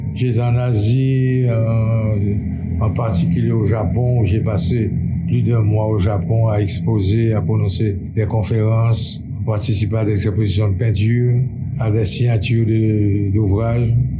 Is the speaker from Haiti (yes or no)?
yes; Port-au-Prince, Ouest, Haiti; also born or lived in Artibonite; Je suis né dans la Thibonide en 1936, ça fait bien 87 ans